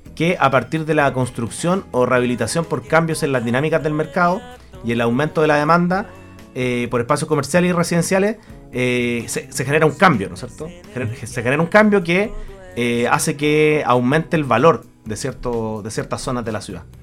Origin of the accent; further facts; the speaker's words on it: Chile; siendo un buen chileno